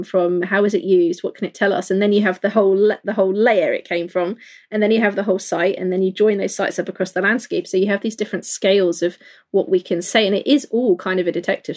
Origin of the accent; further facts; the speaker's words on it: London, United Kingdom; I grew up in London